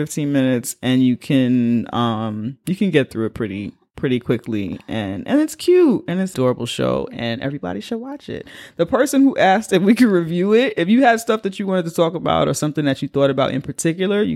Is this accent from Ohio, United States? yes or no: no; New York City, New York, United States; I'm from the Bronx